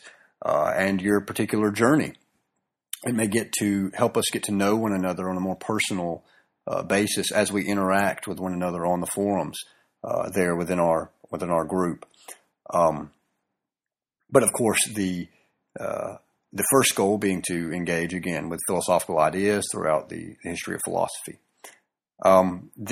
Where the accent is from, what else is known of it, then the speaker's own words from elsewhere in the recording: the South, Southern United States, United States; accent: southern; my southern accent and or drawl